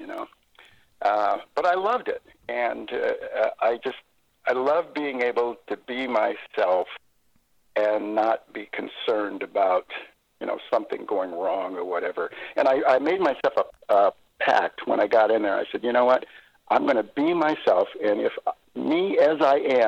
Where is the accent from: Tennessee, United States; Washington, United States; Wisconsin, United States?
Washington, United States; Seattle; I grew up in South Seattle. My dad was in the Army, and we came up here because he was at Fort Lewis.